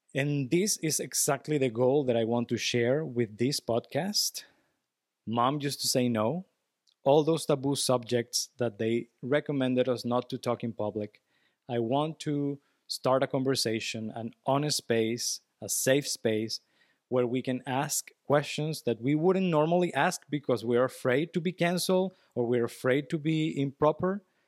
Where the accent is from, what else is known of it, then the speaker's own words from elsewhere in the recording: Venezuela; English is a second language; I'm from Venezuela.